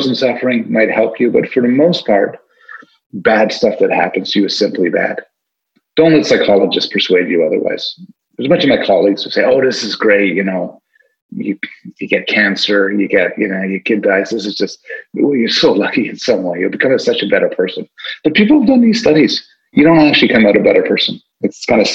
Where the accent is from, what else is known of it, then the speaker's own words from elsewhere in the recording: Montreal, Quebec, Canada; moved away as an adult; now in Toronto, Canada; I'm from Montreal. I was an undergraduate at McGill